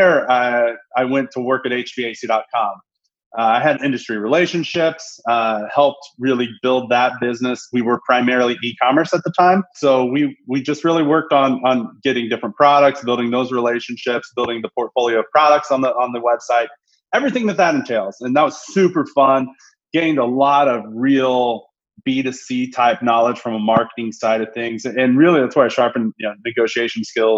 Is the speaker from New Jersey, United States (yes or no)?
no; Indianapolis, Indiana, United States; moved away as an adult; I'm originally from Indiana, the Indianapolis, greater India area